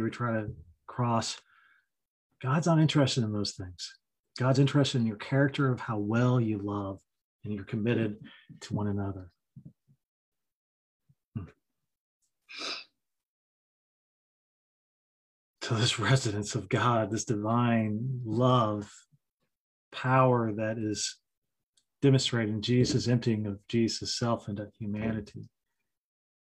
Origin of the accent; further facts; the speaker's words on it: Kentucky, United States; I've got the Scottish Welsh background. I'm from Kentucky